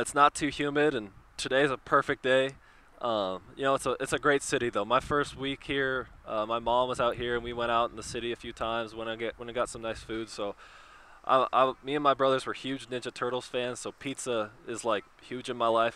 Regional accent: Oregon, United States; now in Chicago, United States; we grew up in Oregon, so you know we were Northwest kids.

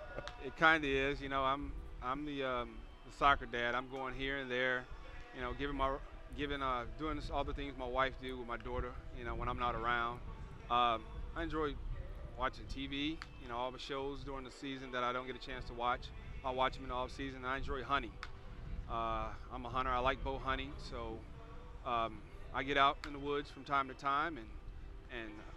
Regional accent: Gary, Indiana, United States; I grew up in Gary, Indiana, right outside of Chicago

